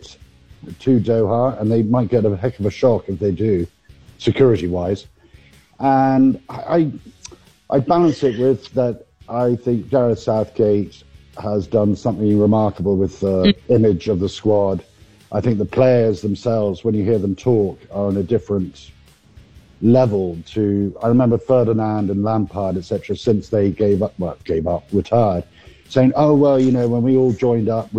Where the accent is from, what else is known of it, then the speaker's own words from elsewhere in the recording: Dublin, Leinster, Ireland; I was born in Dublin